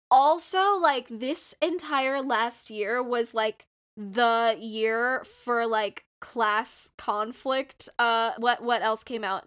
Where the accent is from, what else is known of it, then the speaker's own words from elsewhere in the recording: Southern California, United States; I am from SoCal